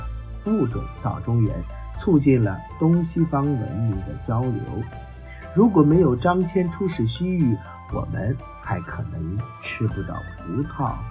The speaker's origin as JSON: {"language": "Chinese", "country": "China", "said": "比如说，我们中国人被称为汉人、汉民族。"}